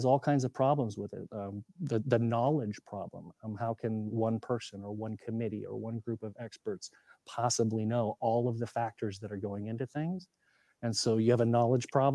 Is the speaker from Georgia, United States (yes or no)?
no; Montana, United States; I'm from Montana